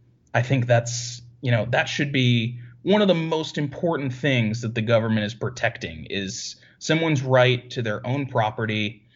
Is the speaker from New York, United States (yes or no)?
yes; Syracuse, New York, United States; now in Dallas, United States; my hometown, Syracuse, New York